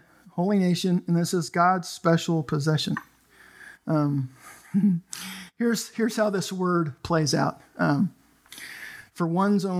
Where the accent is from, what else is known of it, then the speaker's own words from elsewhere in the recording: Canada; now in United States; I'm Canadian